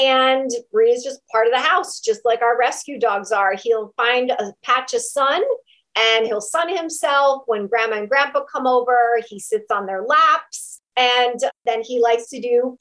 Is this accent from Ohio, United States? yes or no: yes; Ohio, United States; moved away as an adult; also born or lived in New York City; I moved back to my hometown here in Ohio where we live